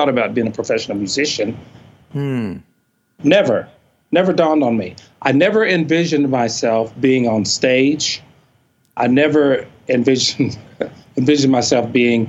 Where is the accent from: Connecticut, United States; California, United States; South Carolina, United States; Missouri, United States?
Missouri, United States; Fayette; also born or lived in Columbia, Missouri; I grew up in a little town called Fayette, Missouri, which is almost exactly between Kansas City and St. Louis